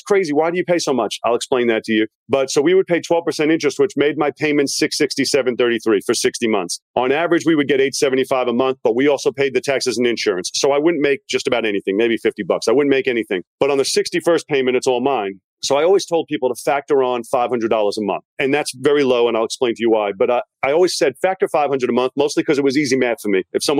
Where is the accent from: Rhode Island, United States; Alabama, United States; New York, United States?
New York, United States; Long Island; moved away; also born or lived in Virginia; I'm from Long Island, New York, but I moved to Virginia, which is why my accent's a little bit confused.